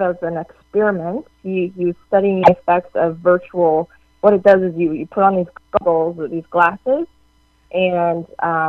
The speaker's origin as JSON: {"language": "English", "country": "Canada", "said": "I'm Canadian"}